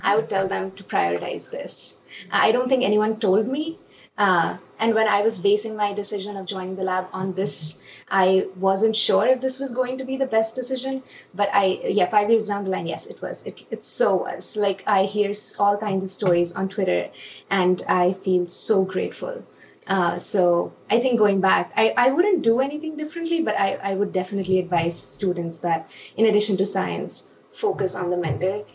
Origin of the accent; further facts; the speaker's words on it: India; moved away as an adult; when I was coming from India